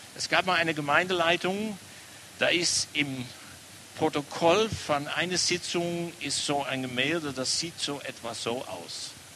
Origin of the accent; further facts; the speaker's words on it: Amsterdam, North Holland, Netherlands; German is a second language; now in Germany; An meiner Aussprache merkt man immer wieder, ich komme nicht aus Baden, bin hier in Amsterdam geboren